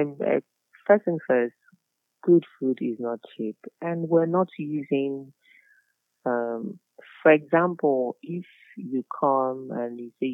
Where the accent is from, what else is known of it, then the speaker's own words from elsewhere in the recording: Lagos, Nigeria; I'm a local girl. I'm from Isaleko.